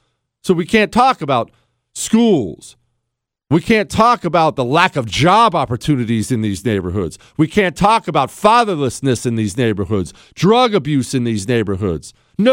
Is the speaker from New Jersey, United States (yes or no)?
no; Ohio, United States; also born or lived in Montana; As you know, I'm from Ohio and Montana. So I lived most of my life in the country